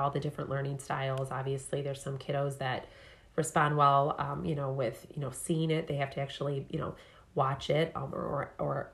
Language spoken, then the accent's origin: English; Fraser, Michigan, United States; growing up in Fraser myself